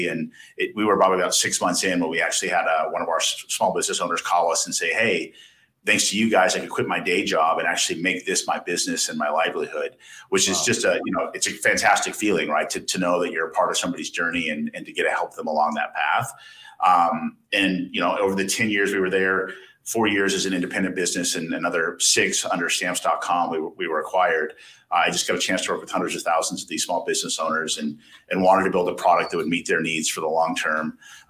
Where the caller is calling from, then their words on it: Austin, Texas, United States; We're calling it from Austin, Texas.